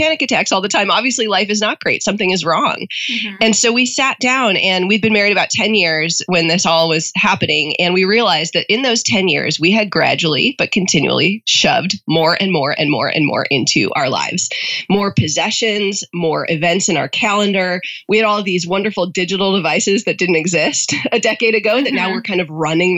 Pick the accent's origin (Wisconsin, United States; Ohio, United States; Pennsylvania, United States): Wisconsin, United States; Northwoods of; moved away as an adult; now in Orange County, California, United States; I'm not from here. I'm from the Northwoods of Wisconsin